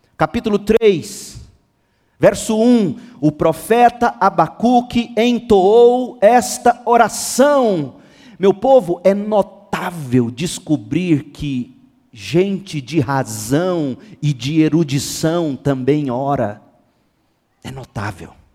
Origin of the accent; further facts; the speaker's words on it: Goiânia, Goiás, Brazil; A nossa cidade, Goiânia, é uma das que tem o maior número de evangélicos no país